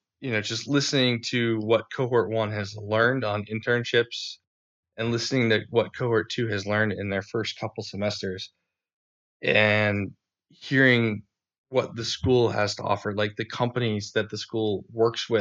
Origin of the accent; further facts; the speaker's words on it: Bristol, Rhode Island, United States; I'm from Bristol.